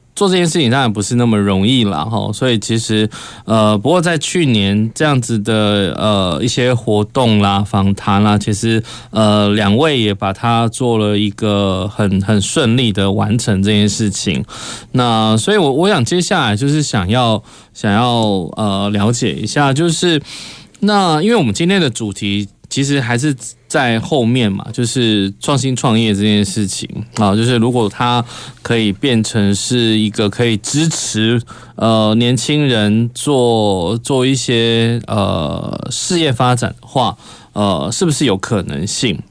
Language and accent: Chinese; Kaohsiung, Taiwan; 很多我们高雄人也不知道